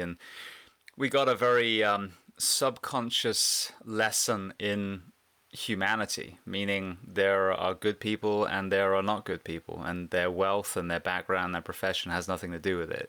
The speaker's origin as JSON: {"language": "English", "town": "Bath", "region": "South West England", "country": "United Kingdom", "tie": "born or raised there", "moved": "yes", "lives_now": "Central Florida, United States", "said": "I'm actually an English farm boy. I grew up in a place called Bath, which is, uh, near Stonehenge in the U K."}